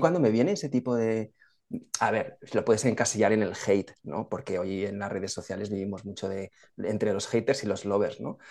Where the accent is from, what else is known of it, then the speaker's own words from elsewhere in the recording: Spain; los españoles también nos quejamos mucho